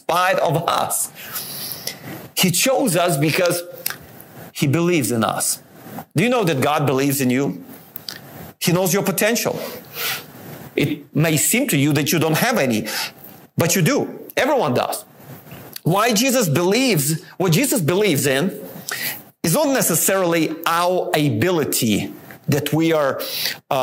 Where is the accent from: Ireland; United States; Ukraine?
Ukraine; moved away; I was born in Ukraine